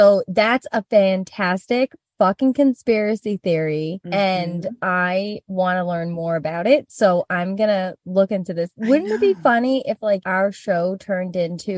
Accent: New York City, New York, United States; growing up in Rockaway

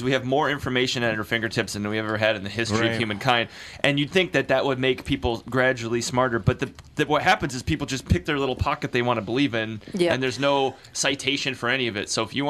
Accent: Midwest, United States; And I'm like, but I'm from the Midwest, and I know where New Jersey is.

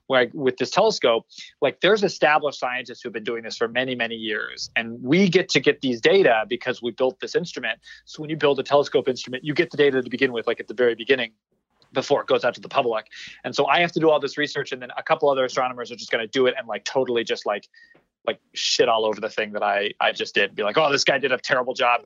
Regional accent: Orange County, California, United States; accent: Southern California; moved away as an adult; also born or lived in Los Angeles, California / New Hampshire; now in Tucson, Arizona, United States; I'm from Orange County, California, like uh, 10, 15 minutes away from Disneyland. Uh, and I, I grew up there

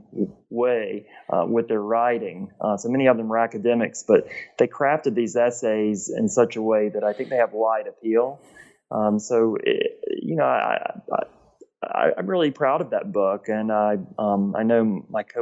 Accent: Gainesville, Georgia, United States; moved away as an adult; also born or lived in South Carolina; now in Cleveland, United States; I'm originally from Gainesville, Georgia, which is in northeast Georgia between Atlanta and the Appalachian Mountains.

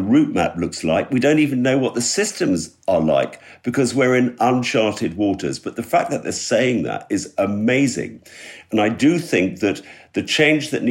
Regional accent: London, United Kingdom; moved away as an adult; now in West Wales, United Kingdom; I grew up in London.

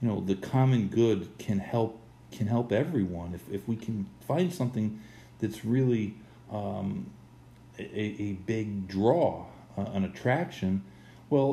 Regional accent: United States; As an American

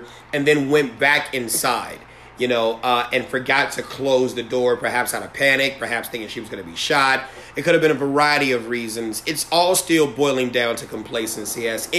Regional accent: United States; I am proud to be American

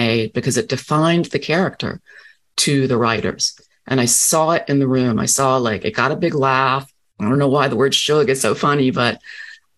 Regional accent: Rocky Mount, North Carolina, United States; moved away; I'm Southern through and through. I was born in Rocky Mount, North Carolina.

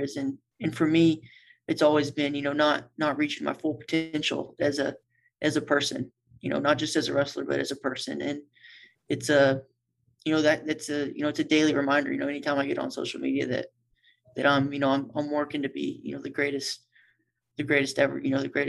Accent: Sand Springs, Oklahoma, United States; He moved to Sand Springs, where I'm from, whenever I was in high school.

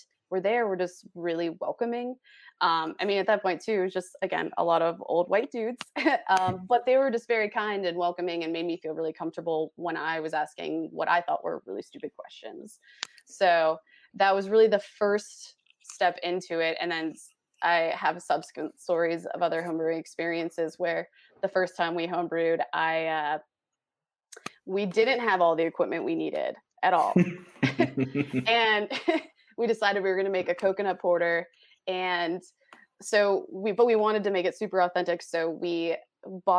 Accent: Western New York, United States; moved away as an adult; also born or lived in Oregon; now in Pennsylvania, United States; I grew up in Western New York, so Southern Tier was literally in my backyard

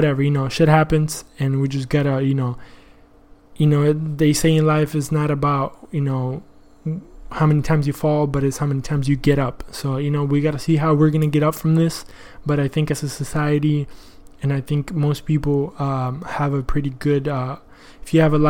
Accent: Argentina; now in United States; I'm from Argentina

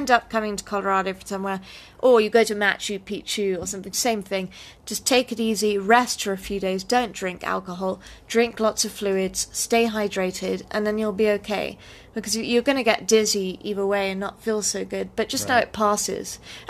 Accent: United Kingdom; I'm British, so I that.

